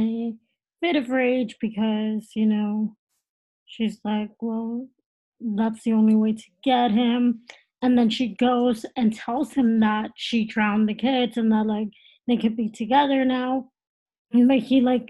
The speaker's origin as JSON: {"language": "English", "region": "Texas", "country": "United States", "moved": "yes", "said": "I'm originally from Texas"}